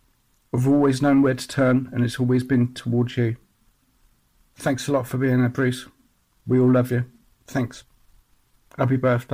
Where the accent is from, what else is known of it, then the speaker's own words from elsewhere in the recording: Newbury, South East England, United Kingdom; I'm from a small town in England called Newbury. Oh, I don't know, 30,000 people.